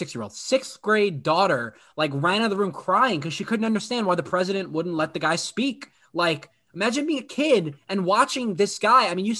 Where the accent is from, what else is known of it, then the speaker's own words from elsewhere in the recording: United States; as an American